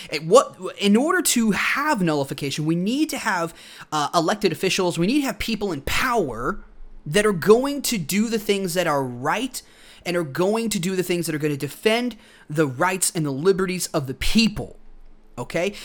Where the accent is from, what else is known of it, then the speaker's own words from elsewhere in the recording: United States; I'm an American